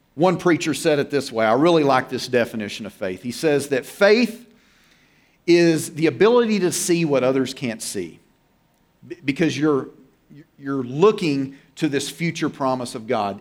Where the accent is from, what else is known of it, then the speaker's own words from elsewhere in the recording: Oklahoma, United States; I'm from Oklahoma and, you know, Tornado Alley.